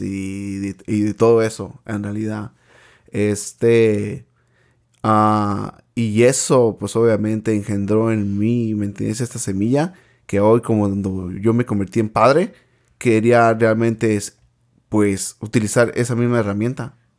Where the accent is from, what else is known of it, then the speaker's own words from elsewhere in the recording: Michoacán, Mexico; now in United States; crecí en el estado de Michoacán, en un lugar que se llama Cihuacuaro